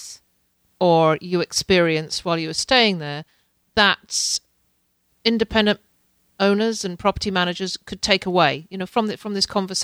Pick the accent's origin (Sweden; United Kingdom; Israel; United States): United Kingdom; as a Brit, I was brought up on the idea that everybody goes to Spain